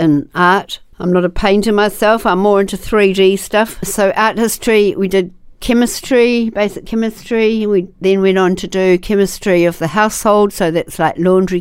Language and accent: English; Wakefield, Tasman, New Zealand; I grew up near Wakefield. We had 5 acres of beautiful land with lots of beautiful old totara trees on the property